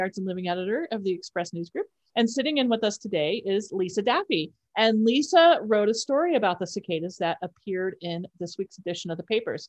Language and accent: English; Midwest, United States; when you grow up in the Midwest, that's what you call them.